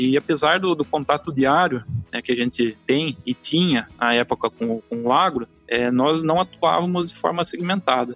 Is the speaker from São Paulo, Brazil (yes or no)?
yes; Porto Feliz, São Paulo, Brazil; eu nasci em Porto Feliz, é, estado de São Paulo, que é ficar próximo a Sorocaba